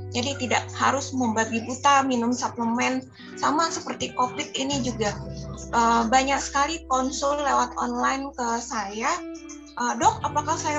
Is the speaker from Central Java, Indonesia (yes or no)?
no; South Kalimantan, Indonesia; karena saya orang Banjar asli jadi rasanya tidak sah sekali kalau makan tanpa nasi putih.